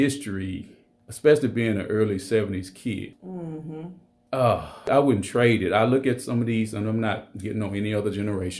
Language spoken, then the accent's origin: English; Alexandria, Louisiana, United States; moved away as an adult; now in Monroe, United States; Originally from Alexandria, Louisiana.